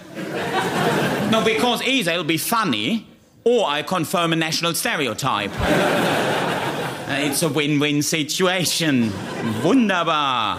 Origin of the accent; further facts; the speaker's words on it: Germany; now in United Kingdom; I am the German comedy ambassador to the United Kingdom